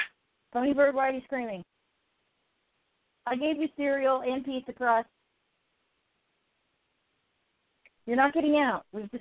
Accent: United Kingdom; I'm the Brit

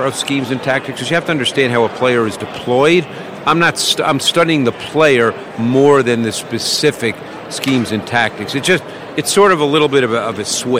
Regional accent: New York City, New York, United States; I grew up in Queens in New York

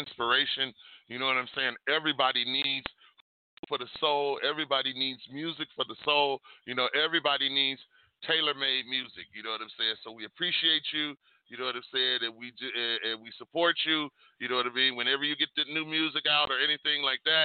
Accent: Detroit, Michigan, United States; I was born and raised in Detroit.

